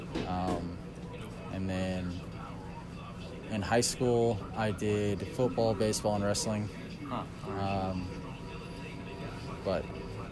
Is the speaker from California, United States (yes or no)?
yes; Clayton, California, United States; I grew up in a small town in Clayton